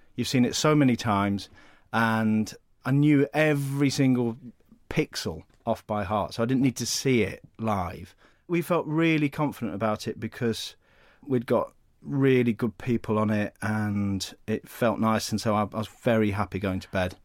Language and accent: English; United Kingdom; Being British